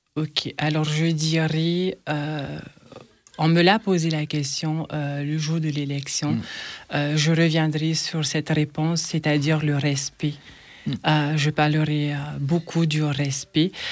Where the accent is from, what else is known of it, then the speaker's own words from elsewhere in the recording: French Polynesia; now in France; chez moi, euh, à Tahiti